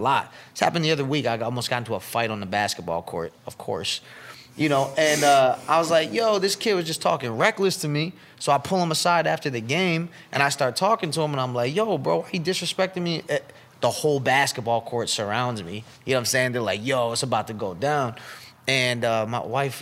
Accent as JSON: {"language": "English", "town": "Syracuse", "region": "New York", "country": "United States", "tie": "born or raised there", "said": "I grew up in Syracuse, and it's, like, a very diverse city"}